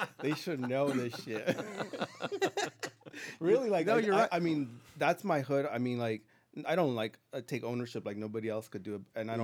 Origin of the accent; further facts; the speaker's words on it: Los Angeles, California, United States; I grew up in East LA.